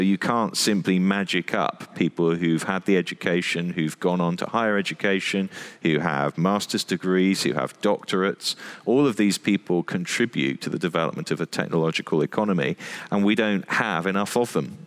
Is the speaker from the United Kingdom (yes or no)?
yes; United Kingdom